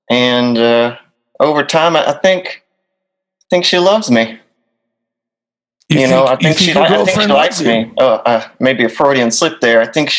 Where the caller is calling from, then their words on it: Hurley, Mississippi, United States; I'm calling from Hurley, Mississippi.